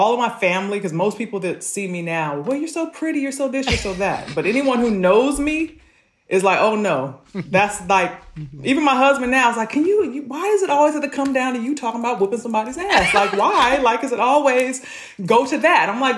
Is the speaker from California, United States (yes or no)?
yes; Malibu, California, United States; I'm growing up in Malibu